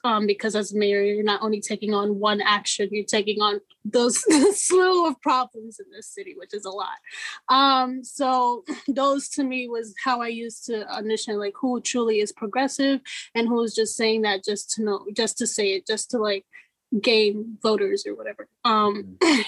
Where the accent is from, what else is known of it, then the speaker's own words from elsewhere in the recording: New York City, New York, United States; I'm first generation Guinean American, also born and raised in Brooklyn